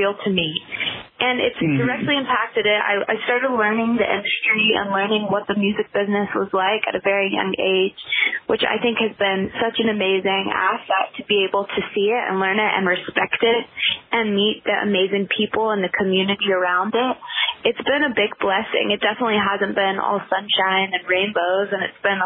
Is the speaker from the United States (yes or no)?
yes; Nashville, Tennessee, United States; I was born and raised in Nashville. I still live in Nashville.